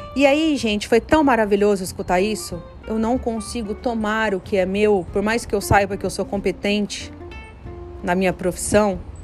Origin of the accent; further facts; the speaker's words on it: Campo Grande, Brazil; moved away as an adult; eu tô ainda aqui em Campo Grande, na casa dos meus avós, na casa onde eu cresci. Ah, fiquei até os meus 22 anos.